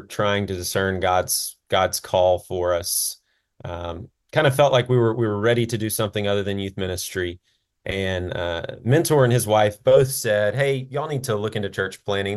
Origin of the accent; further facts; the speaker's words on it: Jackson, Mississippi, United States; I, uh, was born and raised in Jackson, Mississippi